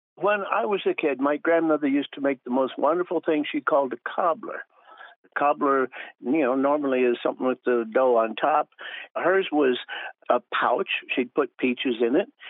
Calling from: Ohio, United States; I'm calling from Petoskala, Ohio

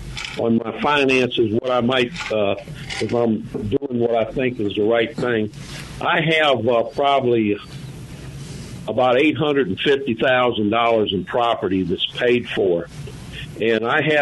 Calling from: Memphis, Tennessee, United States; I'm calling from Memphis.

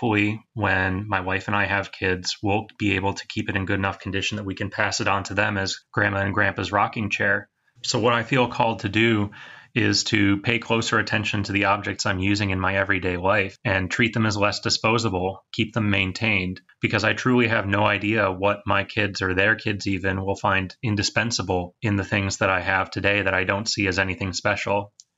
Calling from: Michigan, United States; I'm calling from Michigan.

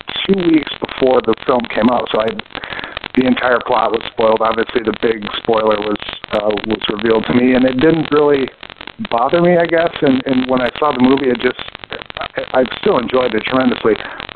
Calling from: Chicago, Illinois, United States; from Chicago.

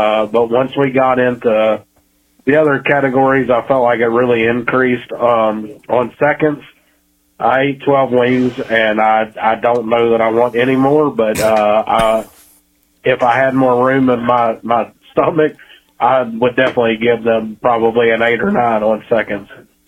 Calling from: Pigeon Forge, Tennessee, United States; I'm calling in from Pigeon Forge, Tennessee.

